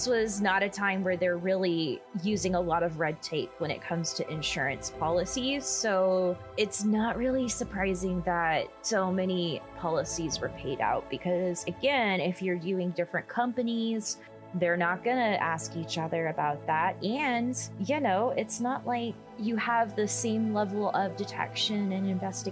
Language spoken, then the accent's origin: English; the South, United States; we're from the South.